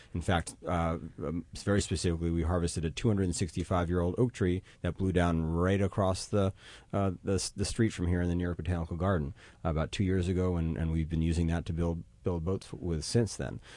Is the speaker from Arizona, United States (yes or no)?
no; New York City, New York, United States; I grew up in Manhattan.